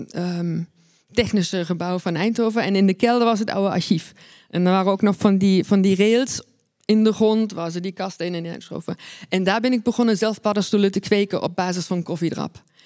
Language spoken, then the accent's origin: Dutch; East Germany, Germany; now in Netherlands; ben geboren en opgegroeid in Oost-Duitsland